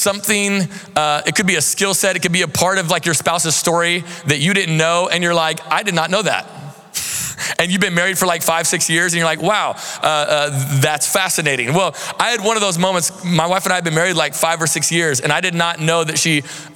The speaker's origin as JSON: {"language": "English", "town": "Seattle", "region": "Washington", "country": "United States", "moved": "as an adult", "lives_now": "Central Florida, United States", "said": "We're from the Seattle area"}